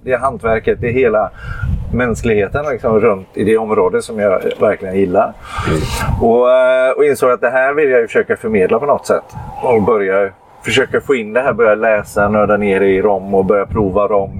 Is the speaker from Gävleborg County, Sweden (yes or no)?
yes; Gävle, Gävleborg County, Sweden; also born or lived in Halmstad; now in Varberg, Sweden; jag kommer egentligen från Gävle och bor i Varberg